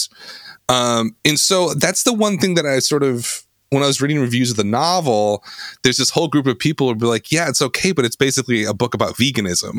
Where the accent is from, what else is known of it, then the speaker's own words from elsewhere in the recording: Midwest, United States; We grew up in the Midwest in the 1980s